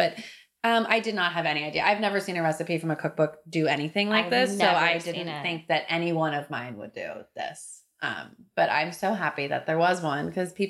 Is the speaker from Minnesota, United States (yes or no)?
no; California, United States; now in New York, United States; I grew up in California and we ate trout and asparagus and artichokes